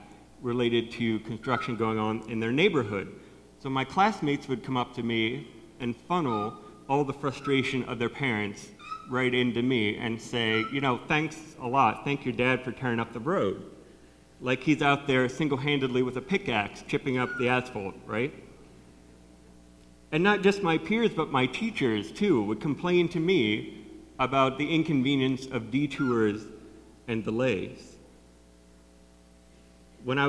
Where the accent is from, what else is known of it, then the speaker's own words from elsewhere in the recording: North Canton, Ohio, United States; When I was growing up, my dad was the city engineer for the city of North Canton, which is my hometown